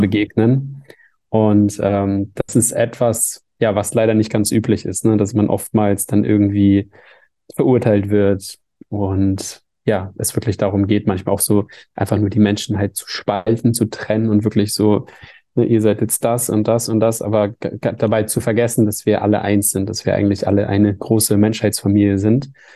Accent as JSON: {"language": "German", "region": "Hamburg", "country": "Germany", "said": "in Hamburg, der Stadt, wo ich herkomme"}